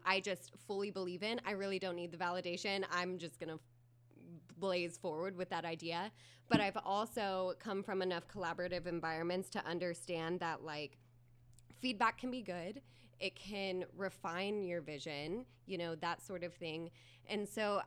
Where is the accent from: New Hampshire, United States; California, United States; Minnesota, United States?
California, United States; Kingsburg; moved away as an adult; also born or lived in Fresno / New York; I'm from Kingsburg